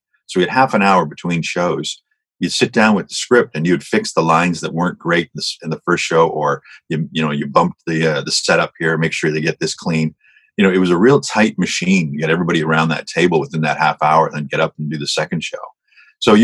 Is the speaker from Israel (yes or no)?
no; Hamilton, Ontario, Canada; I was from Hamilton, so I grew up watching Smith and Smith